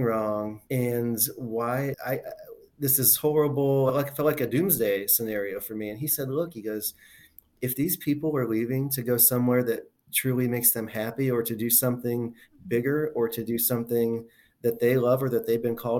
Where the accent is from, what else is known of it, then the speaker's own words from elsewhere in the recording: Ohio, United States; I practice in my hometown. I have a ton of people that I've known my whole life